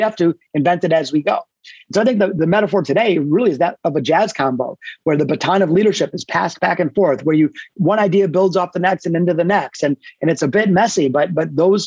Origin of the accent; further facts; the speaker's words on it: Detroit, Michigan, United States; Yeah, so I grew up in Detroit. I'm a hardcore Detroit guy, born in the city, not the suburbs